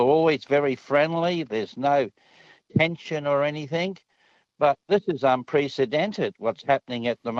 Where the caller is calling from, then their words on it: Blackall, Queensland, Australia; I'm ringing you from Western Queensland at Blackall at the moment.